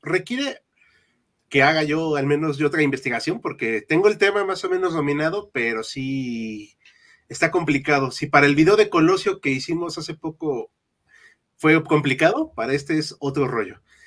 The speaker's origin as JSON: {"language": "Spanish", "country": "Mexico", "said": "somos mexicanos"}